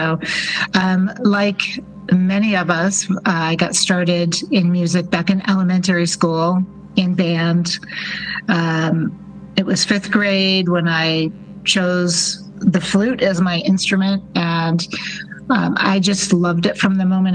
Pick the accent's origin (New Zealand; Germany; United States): United States; Rochester, New York; now in Phoenix, United States; my hometown of Rochester, New York